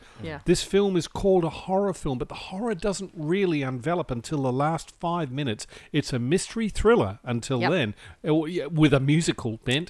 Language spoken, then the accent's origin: English; New Zealand; I have vague memories of maypoles, even in New Zealand, growing up in New Zealand.